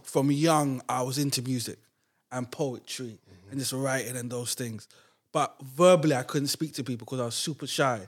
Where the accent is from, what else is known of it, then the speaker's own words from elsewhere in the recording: Grenada; I grew up in Grenada